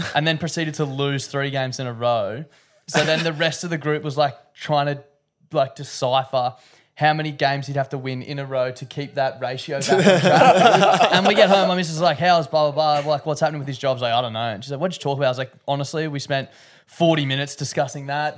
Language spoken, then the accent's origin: English; Queensland, Australia; being a Queenslander